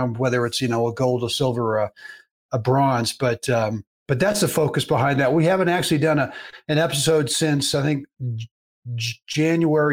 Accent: Berkeley, California, United States; I played a lot of baseball as a kid growing up in Berkeley, California

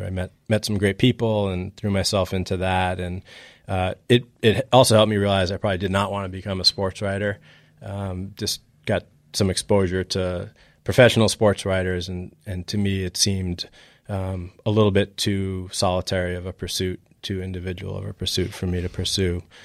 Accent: Boston, Massachusetts, United States; moved away as an adult; also born or lived in New York; now in Chicago, United States; I was just a typical kid growing up in Boston, um, initially in New York and then Boston

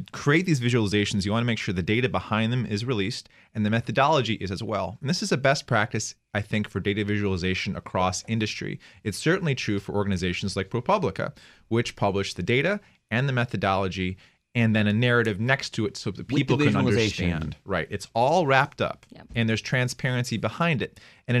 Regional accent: United States; I'm an American

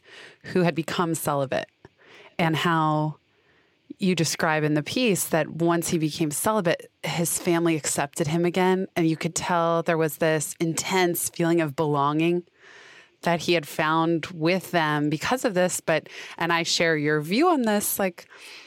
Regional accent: San Francisco, California, United States; I was raised, I grew up in San Francisco and not in a religious household

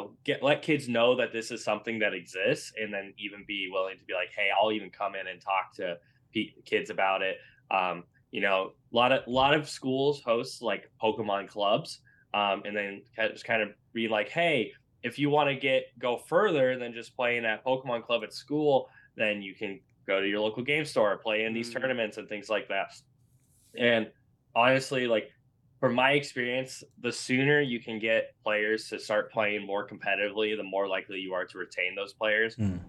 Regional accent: Iowa, United States; And then now I'm at a different store now back in my hometown. And just, you know, I help a lot with other organizers trying to get their leagues off the ground. We have even more stores that are trying to get off the ground here in Central Iowa.

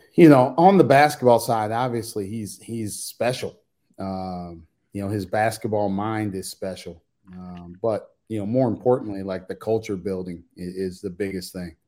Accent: Indiana, United States; I'm from Indiana.

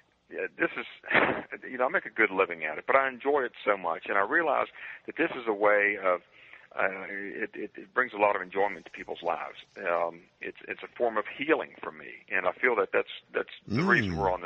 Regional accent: Waynesboro, Virginia, United States; a small Virginia town called Waynesboro, happens to be my hometown

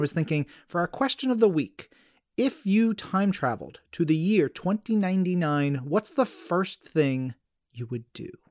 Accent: New York, United States; I grew up in New York. I've never lived anywhere else but New York

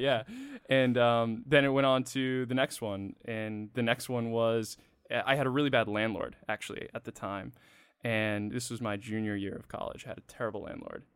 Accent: Freetown, Massachusetts, United States; also born or lived in Connecticut; I'm from a really small town in Massachusetts

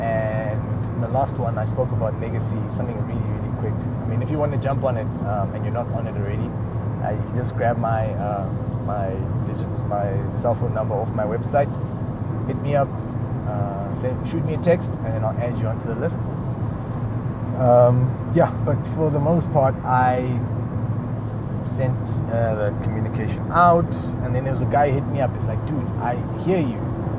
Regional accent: South Africa; also born or lived in Lesotho; although I am South African, I wasn't born here, but I'm not from where I was born either. I was born in Lesotho, but my parents are Ugandan.

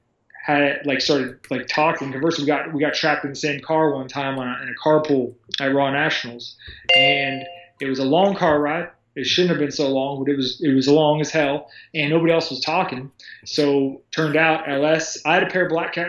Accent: Sarasota, Florida, United States; also born or lived in Orlando / Tampa; I'm from Sarasota, Florida. I was born and raised in Florida, born and raised in this town.

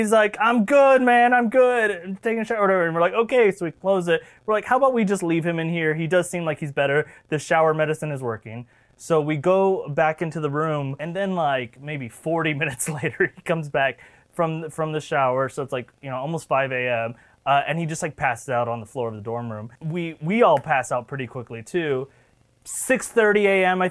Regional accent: Florida, United States; we are both from Florida

